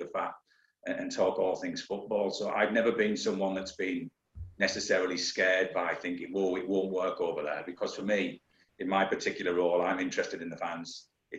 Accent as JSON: {"language": "English", "town": "Hartlepool", "region": "North East England", "country": "United Kingdom", "tie": "born or raised there", "accent": "northeastern", "moved": "as an adult", "said": "my hometown club's Hartlepool United"}